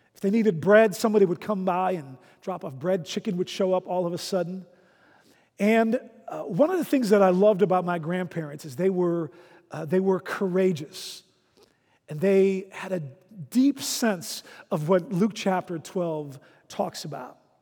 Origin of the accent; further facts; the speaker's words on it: Netherlands; moved away; When I was a child growing up in the Netherlands